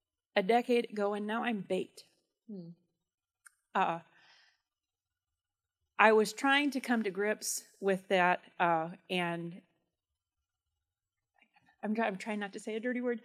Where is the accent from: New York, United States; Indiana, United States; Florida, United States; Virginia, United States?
Indiana, United States; Churubusco; I grew up in Cherbusco, right on the county line